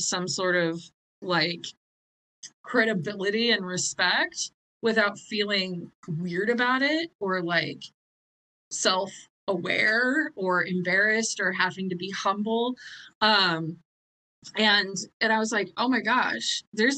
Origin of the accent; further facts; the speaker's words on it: Nebraska, United States; I was growing up in Nebraska with a super conservative family.